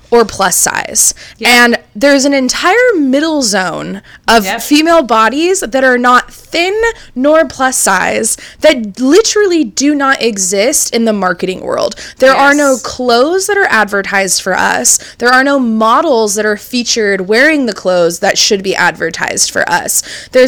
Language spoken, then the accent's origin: English; California, United States; Growing up in Orange County, California, thick just wasn't in, thin